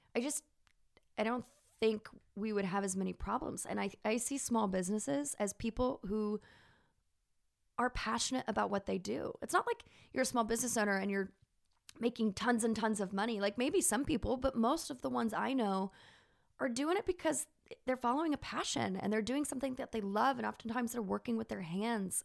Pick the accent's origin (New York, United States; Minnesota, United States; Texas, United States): Texas, United States; accent: southern; moved away; where did this southern accent come, I mean, I'm from Texas, but I think I'm talking about Martins and, and mayonnaise-based salads, and my, my Texas comes out.